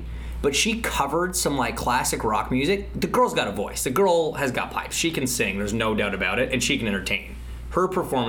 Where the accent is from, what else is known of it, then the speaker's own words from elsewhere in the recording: Canada; As you know, I'm Canadian.